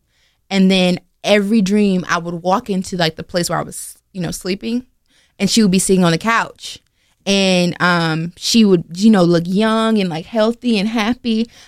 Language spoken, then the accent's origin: English; Oxford, North Carolina, United States; So like I used to live in Oxford. I grew up in Oxford, North Carolina.